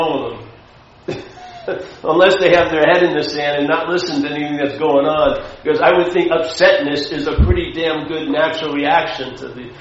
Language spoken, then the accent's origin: English; Long Island, New York, United States; I was brought up a Catholic in Long Island, Irish Catholic.